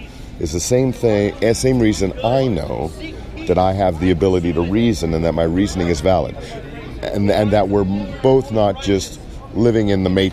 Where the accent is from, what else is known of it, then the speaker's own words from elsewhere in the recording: Davenport, Iowa, United States; I'm from Davenport, Iowa.